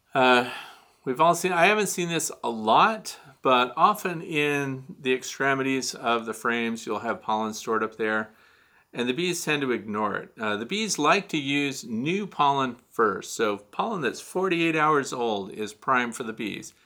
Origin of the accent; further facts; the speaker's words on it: St. Louis, Missouri, United States; moved away; I'm from Missouri originally. So I was born in Missouri. I went to a high school suburb of Saint Louis